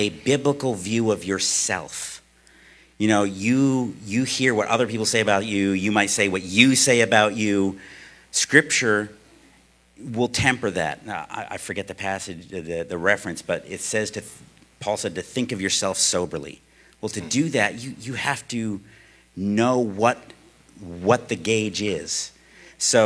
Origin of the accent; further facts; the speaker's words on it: United States; as an American living in America